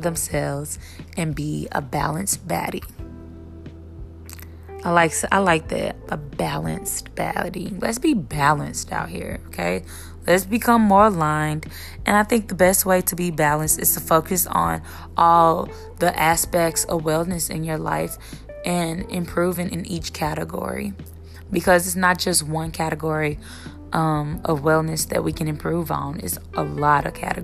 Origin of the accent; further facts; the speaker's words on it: Memphis, Tennessee, United States; now in Dallas, United States; I'm from Memphis, Tennessee. I'm living in Dallas, Texas now.